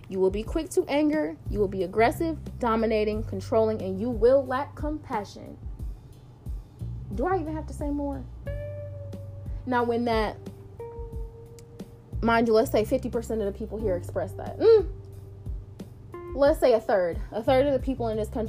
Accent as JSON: {"language": "English", "country": "United States", "said": "I am American"}